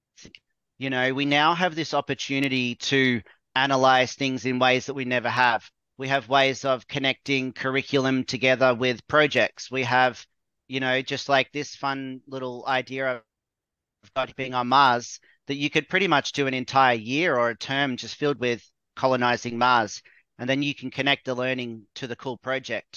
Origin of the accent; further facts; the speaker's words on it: Australia; I'm from Australia.